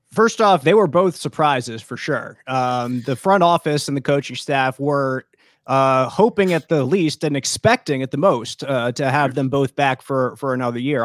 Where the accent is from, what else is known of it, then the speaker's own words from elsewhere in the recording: Philadelphia, Pennsylvania, United States; I grew up in Philadelphia, so I grew up as an Eagles fan